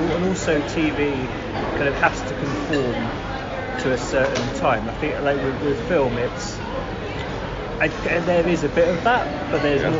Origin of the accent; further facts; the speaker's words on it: Carshalton, London, United Kingdom; I grew up in Greater London.